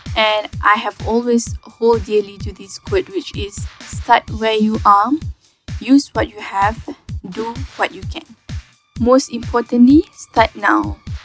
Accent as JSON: {"language": "Malay", "town": "Kulim", "region": "Kedah", "country": "Malaysia", "said": "Saya berasal dari Kulim Kedah"}